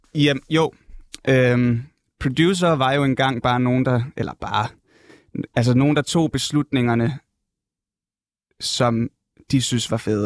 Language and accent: Danish; North Jutland, North Denmark Region, Denmark; moved away; jeg kommer op fra Nordjylland egentlig